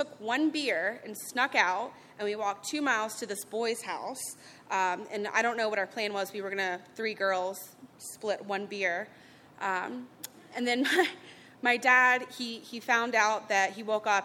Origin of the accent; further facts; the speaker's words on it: Charlotte, North Carolina, United States; I grew up in Charlotte